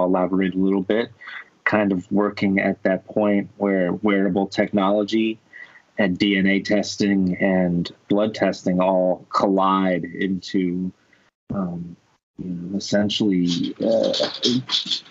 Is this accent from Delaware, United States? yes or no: no; New Jersey, United States; I am from North Jersey, Tony. I am a Jerseyan from North Jersey